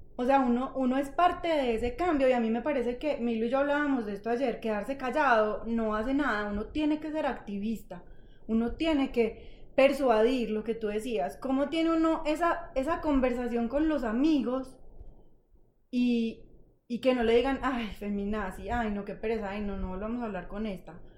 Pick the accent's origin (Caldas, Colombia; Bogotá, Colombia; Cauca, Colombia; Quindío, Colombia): Caldas, Colombia; Manizales; moved away as an adult; yo crecí, como ustedes en Manizales